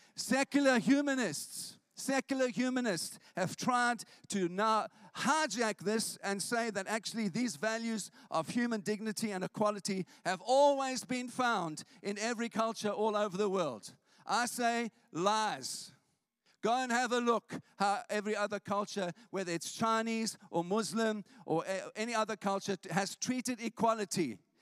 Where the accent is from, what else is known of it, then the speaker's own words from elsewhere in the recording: South Africa; now in St Albans, United Kingdom; I grew up in South Africa